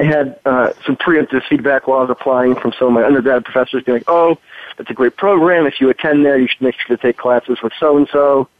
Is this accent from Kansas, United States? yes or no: no; Massachusetts, United States; I'm from Massachusetts originally